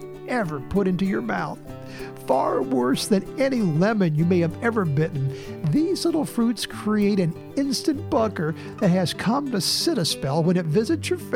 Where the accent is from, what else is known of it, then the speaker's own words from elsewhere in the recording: Indiana, United States; native to my home state